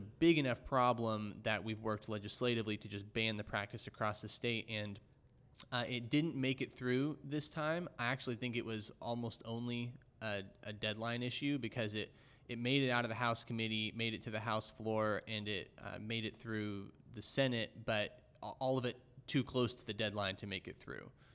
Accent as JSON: {"language": "English", "town": "Dallas", "region": "Texas", "country": "United States", "tie": "born or raised there", "said": "growing up in Dallas"}